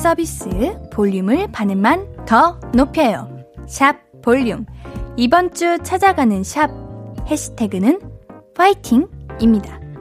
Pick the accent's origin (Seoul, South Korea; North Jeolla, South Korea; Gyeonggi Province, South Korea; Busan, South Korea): Gyeonggi Province, South Korea; 제가 어릴 때부터 경기도 살아가지고